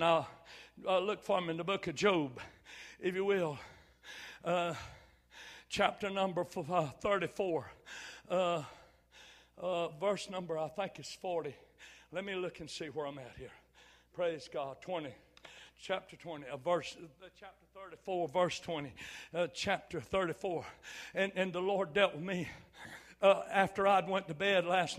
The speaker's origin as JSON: {"language": "English", "country": "United States", "said": "I'm a true-blooded, dyed-in-the-wool, red-blooded American all the way."}